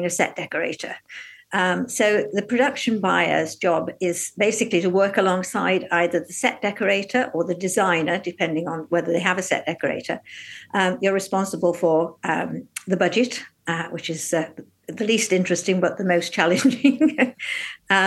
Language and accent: English; Newcastle-under-Lyme, West Midlands, United Kingdom; moved away as an adult; now in London, United Kingdom; I was born and brought up in Newcastle-under-Lyme in North Staffordshire